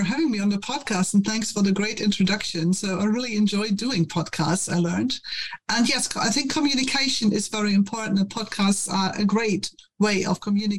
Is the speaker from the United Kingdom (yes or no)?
no; the very west of Germany, western Germany, Germany; English is a second language; So I grew up in Germany, in the very west of Germany, when we still had two German states.